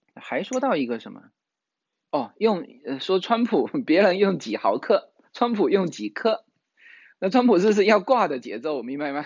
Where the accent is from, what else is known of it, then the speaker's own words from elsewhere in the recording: Fujian, China; now in California, United States; 我们福建人